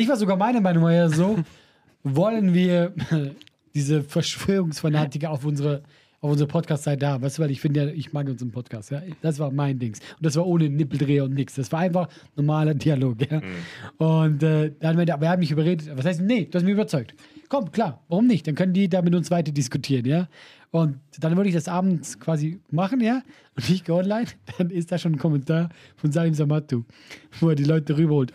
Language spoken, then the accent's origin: German; Switzerland; Und ich bin ja auch Schweizer.